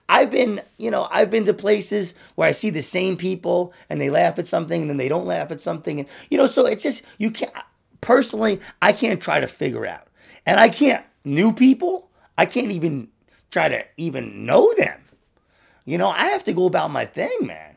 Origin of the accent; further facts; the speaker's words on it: United States; I'm American